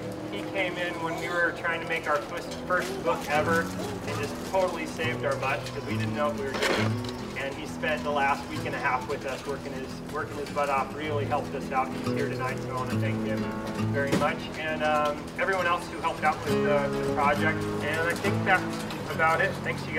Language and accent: English; Ojai, California, United States; We grew up in Ojai, California, so not that far away from the industry